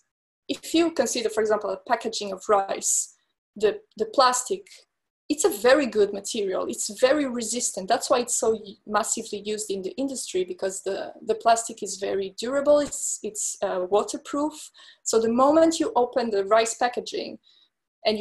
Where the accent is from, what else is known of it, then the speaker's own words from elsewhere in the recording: France; moved away as an adult; also born or lived in London / Milan; my parents are Portuguese, but I grew up in France and I also studied in London, in Milan